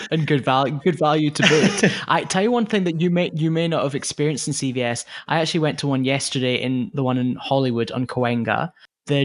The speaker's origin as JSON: {"language": "English", "country": "United Kingdom", "moved": "yes", "said": "particularly being British"}